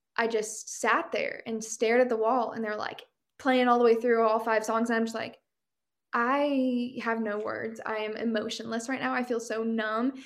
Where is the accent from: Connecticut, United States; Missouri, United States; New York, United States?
Missouri, United States; Midwest; moved away as an adult; also born or lived in Kansas City / Nashville; I love that I grew up here. I really do. I think I got that kind of like Midwestern experience growing up